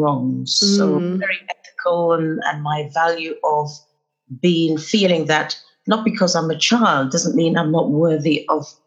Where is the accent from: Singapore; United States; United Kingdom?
United Kingdom; London; Yes, I was born in North London. And they say you're a true Londoner if you're born within the sound of the Bow Bells, which I was. So I'm a true Londoner in every sense of the word.